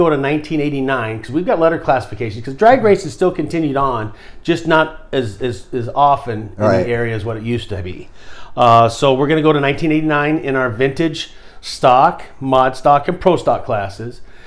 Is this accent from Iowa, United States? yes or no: yes; Spencer, Iowa, United States; also born or lived in Arizona / Arnolds Park, Iowa; I was born in Spencer. Family moved out to Arizona. We came back here